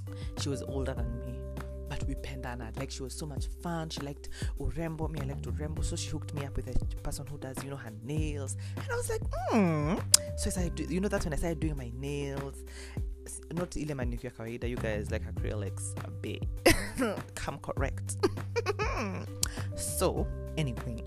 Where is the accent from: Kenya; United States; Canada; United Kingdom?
Kenya; also born or lived in Eldoret, Kenya; I'm coming from Moy Girls, Eldoret